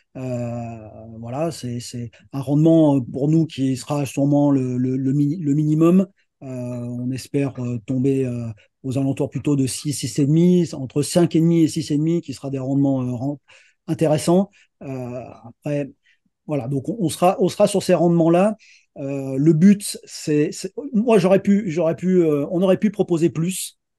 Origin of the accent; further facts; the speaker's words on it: Lyon, Auvergne-Rhône-Alpes, France; je suis originaire de Lyon et j'habite Lyon